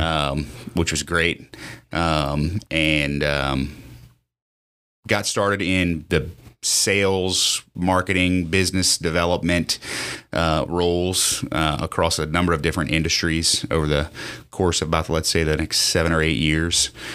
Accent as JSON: {"language": "English", "town": "Lafayette", "country": "United States", "tie": "born or raised there", "said": "born and raised in Lafayette. Um, I, uh, went to Lafayette High"}